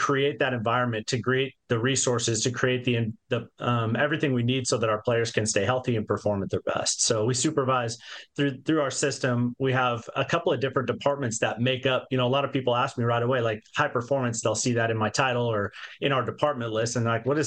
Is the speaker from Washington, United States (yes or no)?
yes; Yakima, Washington, United States; I grew up in Yakima, Washington, right there in South Central Washington.